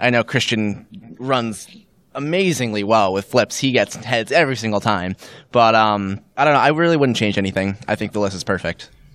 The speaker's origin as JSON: {"language": "English", "town": "New York City", "region": "New York", "country": "United States", "moved": "as an adult", "lives_now": "Bloomington, United States", "said": "I'm from New York City, but I go to school at Indiana University in Bloomington"}